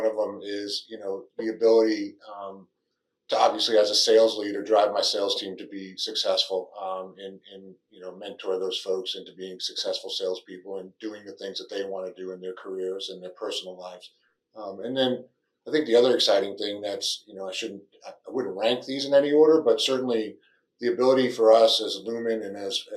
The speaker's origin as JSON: {"language": "English", "region": "Northeast", "country": "United States", "moved": "as an adult", "lives_now": "Texas, United States", "said": "I'm originally from the Northeast"}